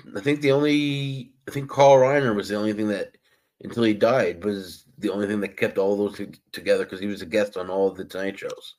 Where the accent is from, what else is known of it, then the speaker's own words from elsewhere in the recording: Massapequa, New York, United States; I'm from Massapequa